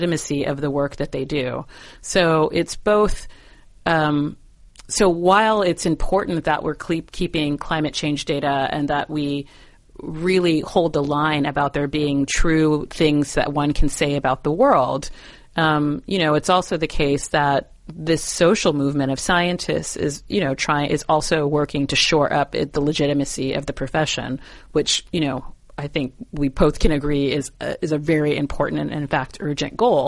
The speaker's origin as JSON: {"language": "English", "town": "San Diego", "region": "California", "country": "United States", "tie": "born or raised there", "moved": "yes", "said": "my hometown of San Diego"}